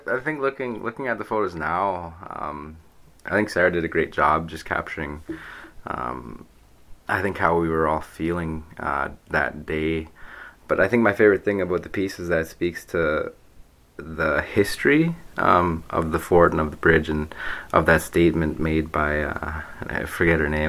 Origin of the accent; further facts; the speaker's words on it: Thunder Bay, Ontario, Canada; I am from Thunder Bay. I've lived here for quite some time